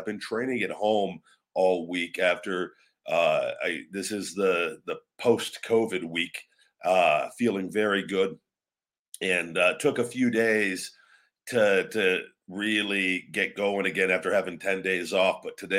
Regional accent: New York, United States; Envious as a New Yorker, seeing those kids celebrate made me tear up, not going to lie.

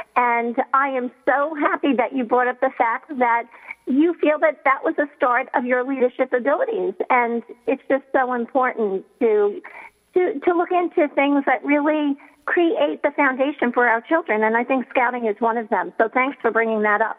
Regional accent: New York City, New York, United States; a New Yorker who was living in Manhattan during 9 11

